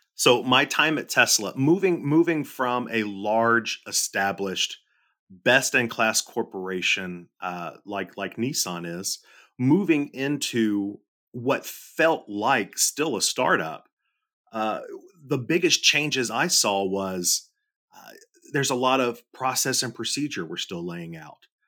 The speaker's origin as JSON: {"language": "English", "region": "Middle Tennessee", "country": "United States", "tie": "born or raised there", "said": "I grew up, I grew up in Middle Tennessee, uh, born and raised here"}